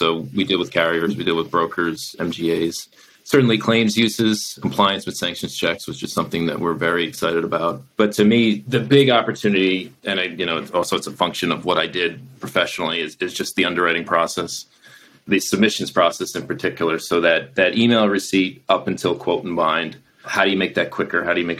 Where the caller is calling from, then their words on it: New York, United States; Yes, I'm speaking from America, not far outside of New York City.